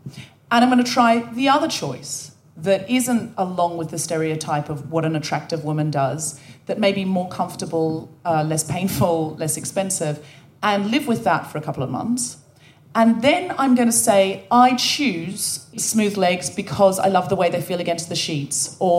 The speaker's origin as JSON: {"language": "English", "country": "Australia", "tie": "born or raised there", "moved": "as an adult", "lives_now": "United Kingdom", "said": "I was born and raised in Australia. I know I don't sound especially Australian, but I read a lot of Enid Blyton as a child, and I picked up the accent from the books."}